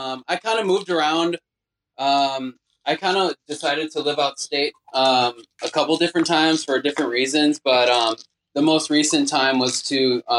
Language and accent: English; Milwaukee, Wisconsin, United States; moved away as an adult; I've always planned on moving back to Milwaukee, and actually, I live here and it's my hometown.